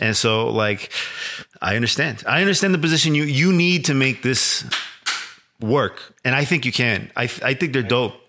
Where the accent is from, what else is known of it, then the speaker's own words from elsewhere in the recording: Chicago, Illinois, United States; growing up in Little Village